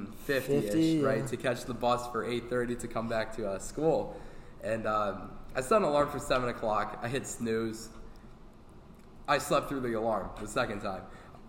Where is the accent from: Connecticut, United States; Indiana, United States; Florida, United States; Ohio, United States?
Connecticut, United States; we're from Connecticut